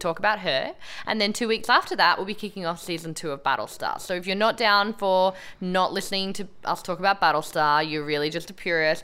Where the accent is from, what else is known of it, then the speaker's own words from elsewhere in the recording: Australia; our culture in Australia